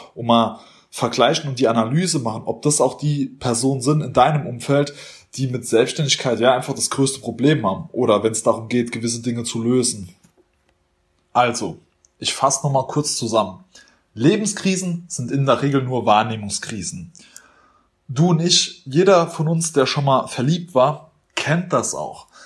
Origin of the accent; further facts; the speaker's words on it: Germany; wir Deutsche